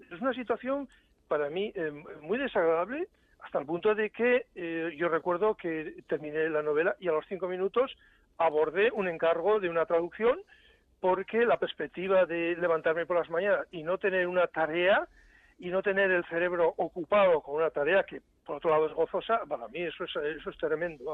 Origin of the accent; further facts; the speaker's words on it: San Sebastián, Basque Country, Spain; now in Germany; haber vivido en mi ciudad natal, en San Sebastián